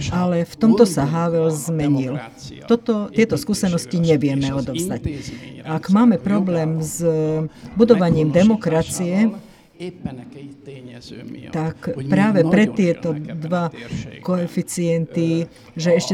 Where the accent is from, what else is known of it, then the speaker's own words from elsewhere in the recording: Hungary; čo sme my Maďari dali Európe